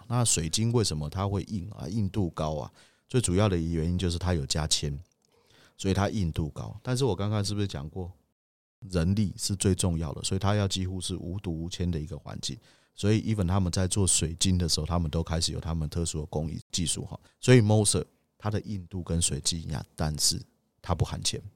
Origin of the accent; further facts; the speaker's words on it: Taiwan; 我们台湾人